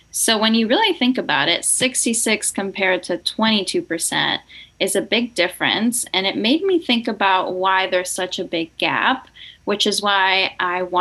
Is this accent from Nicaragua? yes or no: yes; Nicaragua; moved away; also born or lived in Boston; I'm originally from Nicaragua and I grew up in a fully bilingual household.